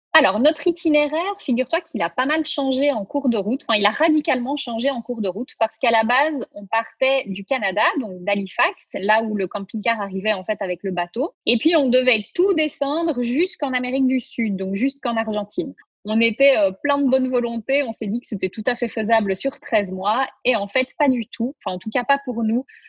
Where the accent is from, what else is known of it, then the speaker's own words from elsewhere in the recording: Belgium; now in Switzerland; Donc nous, on habite en Suisse, mais on est belges tous les deux